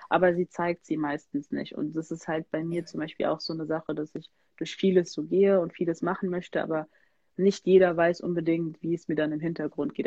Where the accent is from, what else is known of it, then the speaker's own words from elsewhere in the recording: Germany; ich bin hier in Deutschland geboren